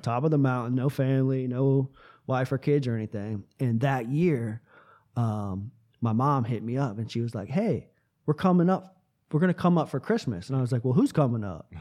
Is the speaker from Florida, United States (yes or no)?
yes; Tampa, Florida, United States; moved away as an adult; also born or lived in western North Carolina; now in North Carolina, United States; I'm from Tampa, Florida